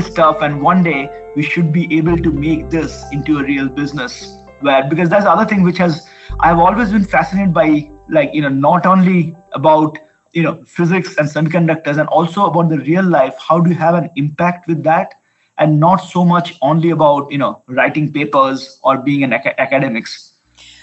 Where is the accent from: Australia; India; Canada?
India; moved away as an adult; I'm originally from India, and I did my undergrad there.